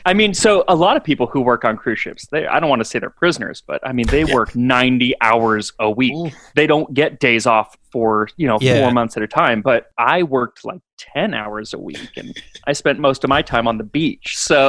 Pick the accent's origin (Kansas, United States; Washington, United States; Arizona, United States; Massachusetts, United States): Arizona, United States; Phoenix; also born or lived in New York; now in Los Angeles, United States; I'm from Phoenix originally.